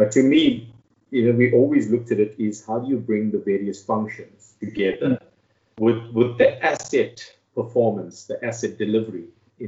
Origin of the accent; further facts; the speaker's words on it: Durban, KwaZulu-Natal, South Africa; moved away as an adult; also born or lived in Witbank; now in Pretoria, South Africa; born and raised in Durban, lived there for most of my life, studied there.